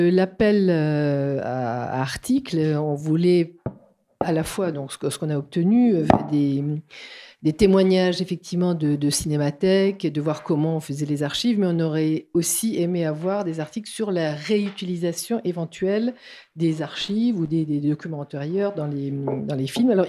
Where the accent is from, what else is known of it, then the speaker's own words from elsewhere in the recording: Strasbourg, Grand Est, France; now in Toulouse, France; je suis de Strasbourg arrivée à Toulouse au, Ciné Latino que j'ai que j'ai jamais quitté